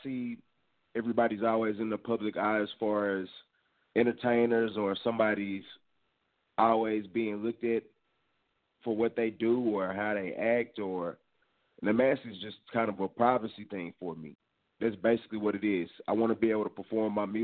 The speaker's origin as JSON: {"language": "English", "town": "Dallas", "region": "Texas", "country": "United States", "said": "I'm originally from Dallas, Texas."}